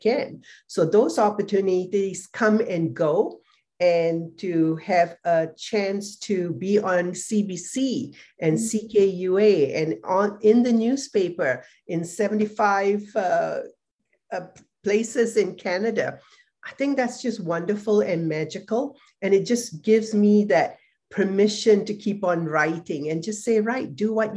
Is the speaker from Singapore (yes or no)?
yes; Singapore; moved away; I was also from Singapore